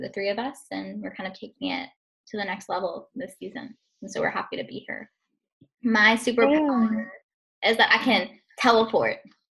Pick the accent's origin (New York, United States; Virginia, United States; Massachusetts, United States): New York, United States; New York City; I'm from Staten Island, New York, but my family is from Slovakia.